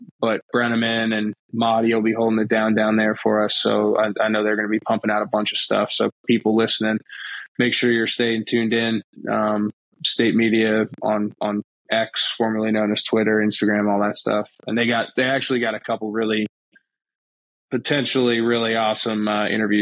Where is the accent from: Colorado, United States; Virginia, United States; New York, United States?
Virginia, United States; just outside of Charlottesville; I grew up just outside of Charlottesville